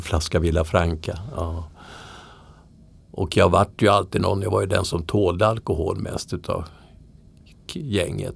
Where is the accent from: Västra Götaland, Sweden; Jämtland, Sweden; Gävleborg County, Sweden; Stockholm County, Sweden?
Stockholm County, Sweden; Södertälje; moved away as an adult; jag är alltså uppvuxen i Södertälje.